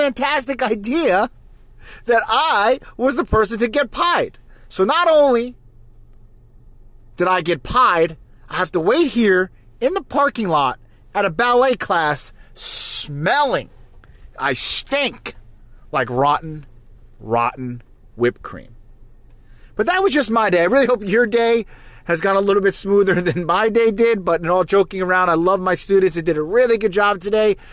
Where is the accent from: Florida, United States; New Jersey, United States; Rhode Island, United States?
New Jersey, United States; now in South Carolina, United States; I live down in South Carolina. Okay, but I'm originally, if you can't tell from my accent, I am from New Jersey